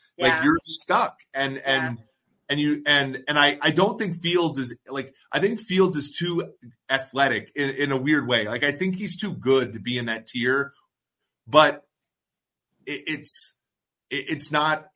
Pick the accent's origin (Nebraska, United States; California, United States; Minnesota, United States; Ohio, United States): Minnesota, United States; I grew up in Minnesota, and all my friends are Vikings fans